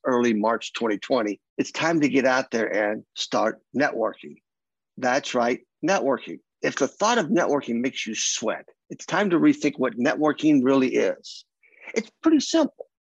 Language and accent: English; Kentucky, United States; accent: Southern; moved away; I'm from the South. I grew up in Kentucky most of my life.